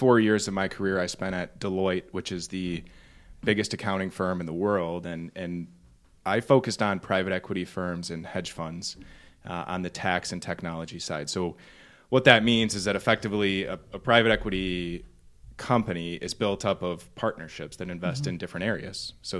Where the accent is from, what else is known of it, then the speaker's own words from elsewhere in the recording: Novi, Michigan, United States; taking it all the way back to where I come from is Novi, Michigan. So a little bit west of here. And I grew up in Novi. I'm one of three brothers